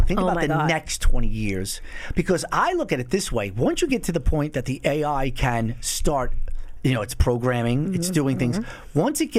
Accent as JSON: {"language": "English", "country": "United States", "said": "I'm an American"}